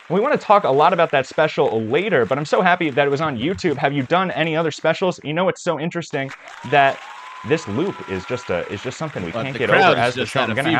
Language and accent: English; Manhattan, Kansas, United States; moved away; I had spent the weekend back in my hometown, Manhattan, Kansas